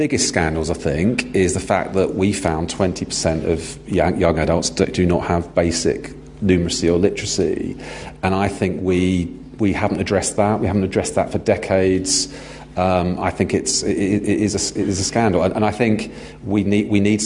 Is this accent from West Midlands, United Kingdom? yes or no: no; London, United Kingdom; I'm from London